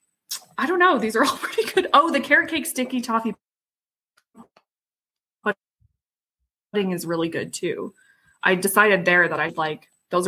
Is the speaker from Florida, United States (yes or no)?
yes; Miami, Florida, United States; I grew up in Miami